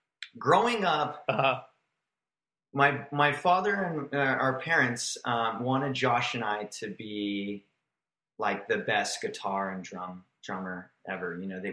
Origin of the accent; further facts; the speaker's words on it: Grand Terrace, California, United States; also born or lived in Long Beach, California; I was born in Long Beach. Oh, okay. And My parents moved to a city called Grand Terrace, which was pretty much just all orange groves, and it just it connected with Riverside, California.